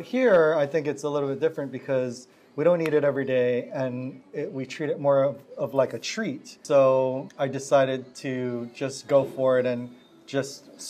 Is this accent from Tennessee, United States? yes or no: no; Hawaii, United States; I'm so authentic and I'm from Hawaii and all this kind of stuff.